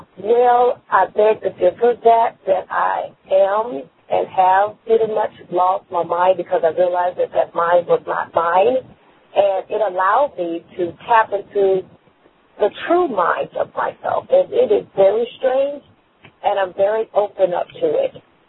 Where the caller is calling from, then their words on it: Texas, United States; I'm calling from Texas.